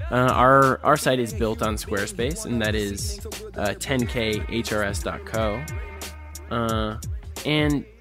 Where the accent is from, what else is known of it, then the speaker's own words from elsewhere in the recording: Minneapolis, Minnesota, United States; I'm from Minneapolis.